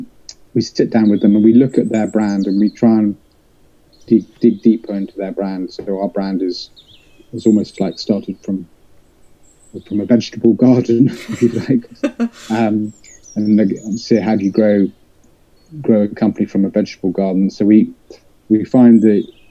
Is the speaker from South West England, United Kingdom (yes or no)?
yes; West Country, South West England, United Kingdom; I was brought up in the West Country, so I'm a country boy.